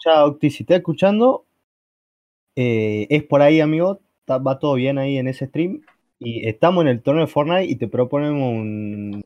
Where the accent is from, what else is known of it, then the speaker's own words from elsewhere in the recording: Argentina; acá en Argentina